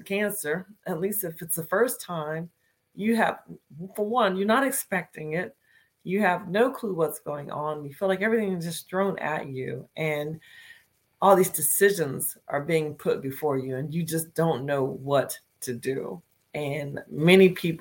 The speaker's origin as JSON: {"language": "English", "region": "Northern Virginia", "country": "United States", "said": "I am from Northern Virginia, is where I'm broadcasting from today"}